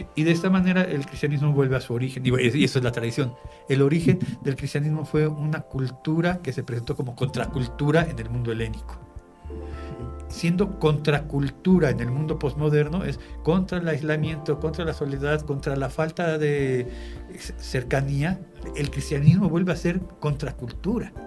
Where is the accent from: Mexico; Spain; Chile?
Mexico; identificarme y conservarme como mexicano